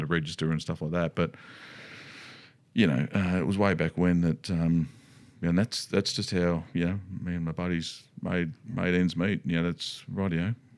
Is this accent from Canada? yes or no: no; Australia; decided to stay, had their family and stayed in Australia